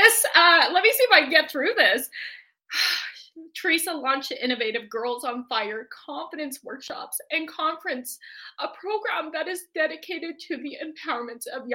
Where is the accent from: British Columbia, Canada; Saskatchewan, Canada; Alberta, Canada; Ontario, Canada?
Alberta, Canada; Edmonton; in Edmonton, where she lives and where my hometown is.